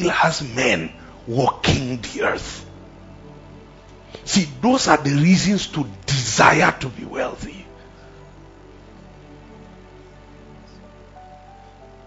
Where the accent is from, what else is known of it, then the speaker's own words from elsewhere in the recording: Plateau, Nigeria; I'm from Plateau.